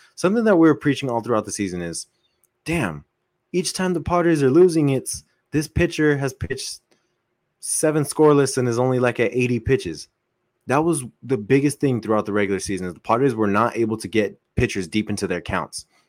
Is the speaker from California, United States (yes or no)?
yes; Coachella Valley, California, United States; we're from the Coachella Valley